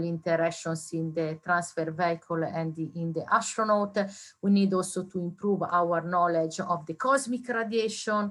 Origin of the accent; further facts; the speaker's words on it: Italy; moved away; I did my university degree in Italy. I'm from Italy